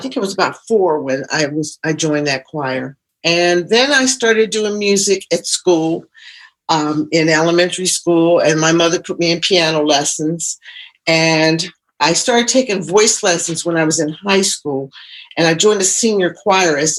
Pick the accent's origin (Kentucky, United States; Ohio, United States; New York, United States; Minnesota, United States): Ohio, United States; Columbus; moved away as an adult; also born or lived in Cleveland, Ohio; now in Philadelphia, United States; I live in Philadelphia now, but I'm from Ohio originally, Columbus, Ohio